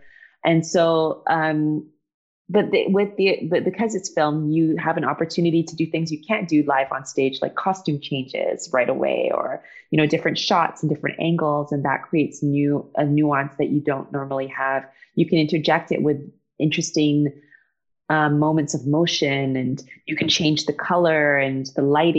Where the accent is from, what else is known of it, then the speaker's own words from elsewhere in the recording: England, United Kingdom; born there; I think part of why I'm not a purist is because I was born in England and most of my family is still there